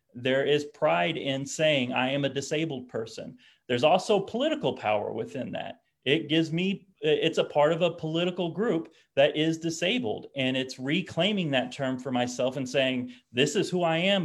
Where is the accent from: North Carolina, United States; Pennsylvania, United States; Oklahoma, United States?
Oklahoma, United States; I'm from Oklahoma